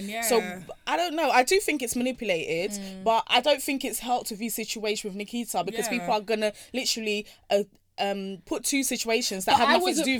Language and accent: English; Brixton, London, United Kingdom; I grew up in Brixton.